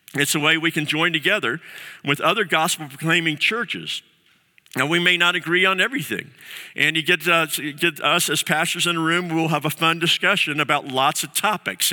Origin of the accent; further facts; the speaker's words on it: the South, United States; I'm a Southerner